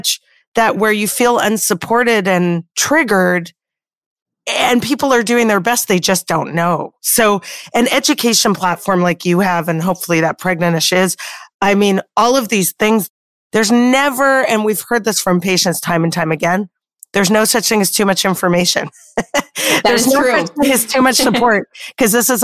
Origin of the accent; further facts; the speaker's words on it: Canada; moved away; I'm Canadian like yourself originally